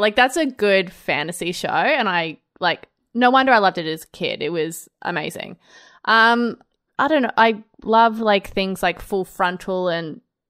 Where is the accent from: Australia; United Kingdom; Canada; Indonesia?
Australia; Well, as you know, Brod, I grew up in Australia, so I have watched Australian television.